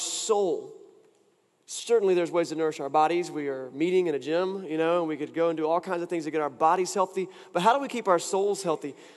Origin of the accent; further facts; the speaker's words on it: Wilson, North Carolina, United States; moved away; I was in my hometown and I got to take part in a time-honored event for anyone who's from Wilson, North Carolina